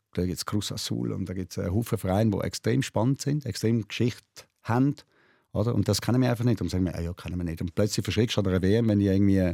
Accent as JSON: {"language": "German", "country": "Switzerland", "said": "bei uns in der Schweiz"}